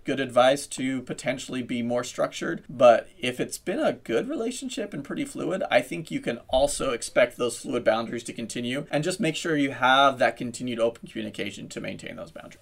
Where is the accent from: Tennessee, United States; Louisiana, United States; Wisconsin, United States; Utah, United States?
Utah, United States; moved away; I grew up in Utah